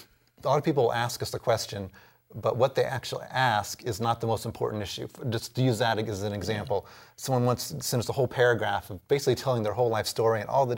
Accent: Texas, United States; born there; I was born in Texas, so Texas is my second home.

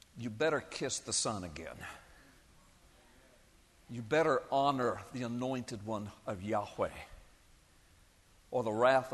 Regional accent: United States; I'm a Christian, I'm a citizen, I'm an American, I'm a taxpayer

